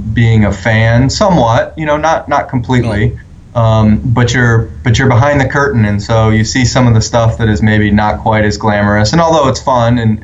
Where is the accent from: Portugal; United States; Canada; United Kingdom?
United States; south of Canton, Ohio; moved away; I was born south of there in a pretty rural area in the Rust Belt of the U.S.